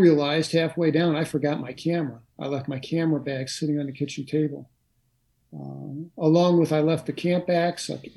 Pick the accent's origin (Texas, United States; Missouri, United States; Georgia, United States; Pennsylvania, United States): Missouri, United States; St. Louis; I'm from St. Louis City